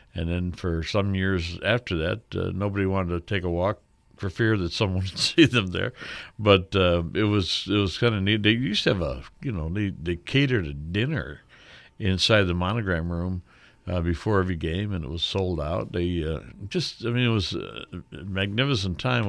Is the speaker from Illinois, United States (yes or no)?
yes; Ottawa, Illinois, United States; my hometown, Ottawa, Illinois